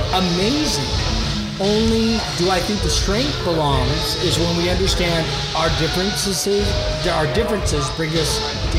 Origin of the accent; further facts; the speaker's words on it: Montana, United States; also born or lived in Washington / Boston; now in Austin, United States; I am a Northwest guy. I was born and raised in Montana. Went to Washington for my professional career, which was well beyond 26 years. So I consider myself a Washingtonian